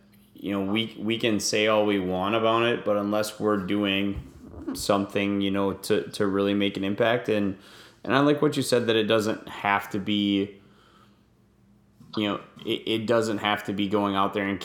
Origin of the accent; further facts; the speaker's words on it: Northwest Wisconsin, United States; moved away as an adult; also born or lived in Houston, Texas; I grew up very sheltered in Northwest Wisconsin